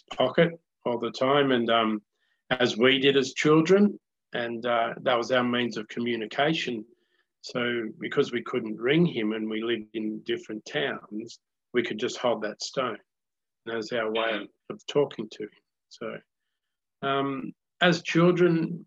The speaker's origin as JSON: {"language": "English", "town": "Rolleston", "country": "Australia", "tie": "born or raised there", "said": "I was born in Rolleston"}